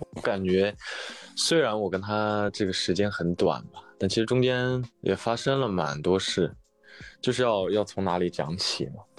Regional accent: Northwest China, China; moved away as an adult; now in Hangzhou, China; 我身在西北，来杭州读书已经大概今年是第七年了吧

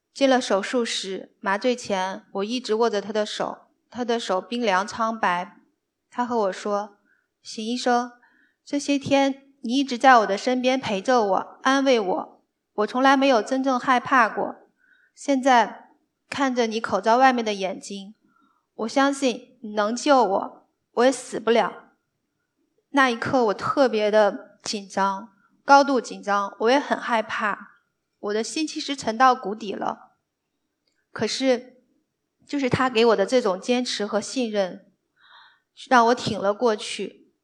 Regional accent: northern China, China; moved away as an adult; now in Shanghai, China; 我是个北方人

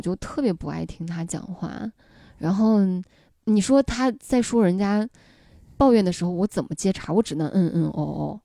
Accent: Henan, China; moved away; 但是在我们河南那边说您反而是疏远的、客气的

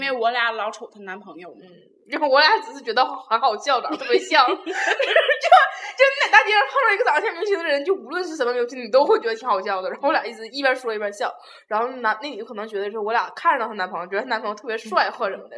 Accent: Jinan, Shandong, China; 我是本地人

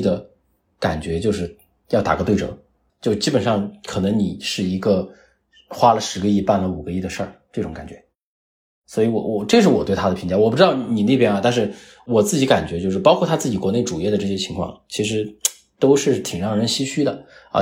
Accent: China; 作为一个中国人，作为我们自己同胞来讲

